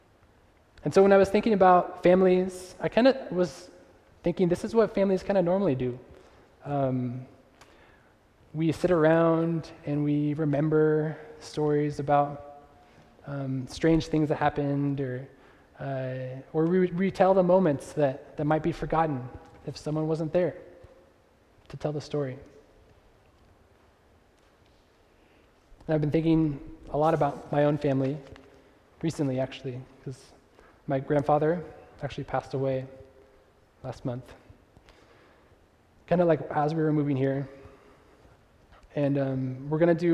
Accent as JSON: {"language": "English", "region": "Northern California", "country": "United States", "tie": "born or raised there", "also_born_or_lived": "Chicago", "moved": "as an adult", "said": "I grew up in Northern California"}